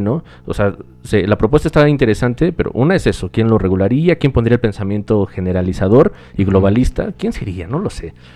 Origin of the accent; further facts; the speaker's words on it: Mexico; México, discúlpenme si piensan que odio mi país